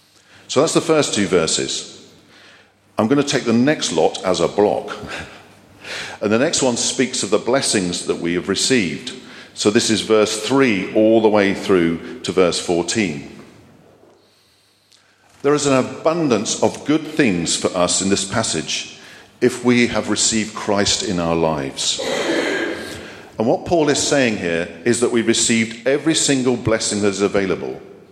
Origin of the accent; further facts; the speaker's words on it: Germany; born there; I'm a Cold War baby. I was born in Germany to a military family